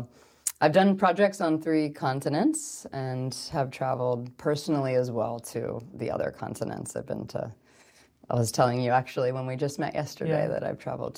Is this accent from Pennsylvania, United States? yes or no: yes; Pennsylvania, United States; So I'm from the East Coast and not from California originally, which is kind of cool because we weren't near the ocean